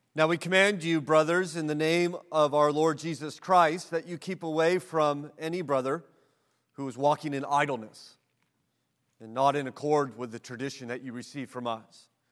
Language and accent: English; United States; as an American